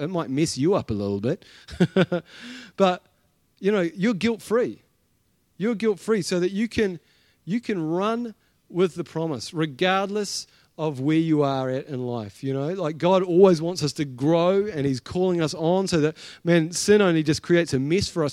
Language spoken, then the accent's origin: English; Blenheim, Marlborough, New Zealand; I was from Blenheim